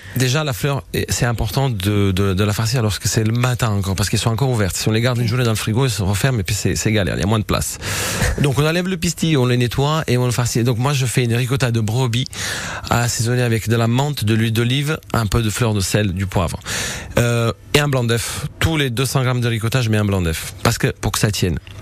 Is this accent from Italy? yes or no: yes; Southern Italy, Italy; now in France; je viens du sud de l'Italie